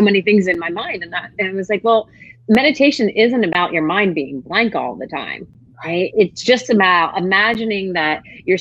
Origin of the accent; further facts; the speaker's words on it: Northeast, United States; now in Charlotte, United States; I grew up in the Northeast